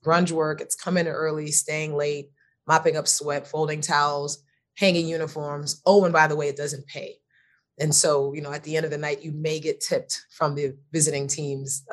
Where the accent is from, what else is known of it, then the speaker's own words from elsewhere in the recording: Miami, Florida, United States; I'm originally from Miami. My mother was from Belize and my father was from Jamaica. So I was first generation born in the United States.